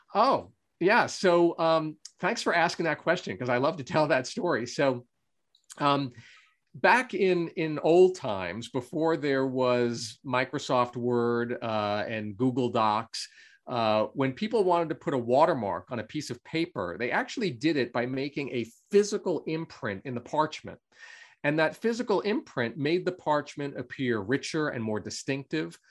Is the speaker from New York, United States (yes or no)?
yes; Long Island, New York, United States; I grew up on Long Island in New York in the US um, and uh, lived there really all my life until I went off to college.